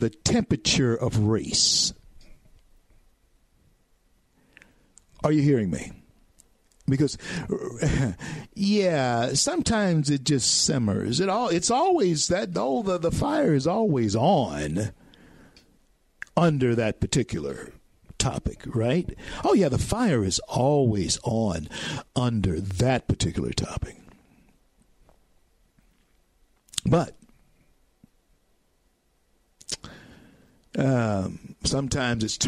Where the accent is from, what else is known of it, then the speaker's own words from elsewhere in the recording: Louisiana, United States; growing up in Louisiana